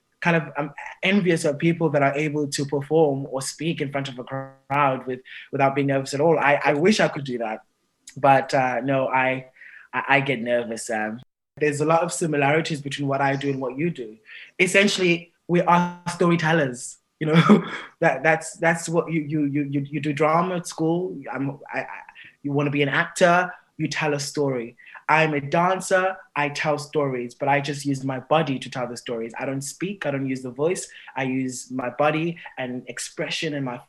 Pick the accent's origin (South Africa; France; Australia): South Africa; moved away; also born or lived in England; I'm from the Xhosa clan in South Africa